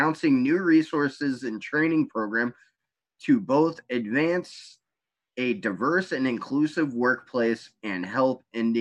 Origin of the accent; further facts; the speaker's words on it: United States; I am so proud of being an American.